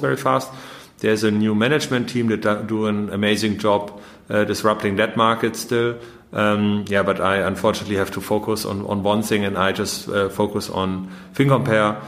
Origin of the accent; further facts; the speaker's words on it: Munich, Bavaria, Germany; moved away; also born or lived in Vienna / London / Paris / Berlin; I was born in Munich